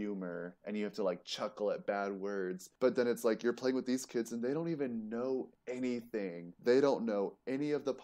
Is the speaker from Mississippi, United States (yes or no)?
no; Columbia, South Carolina, United States; That's where I'm from.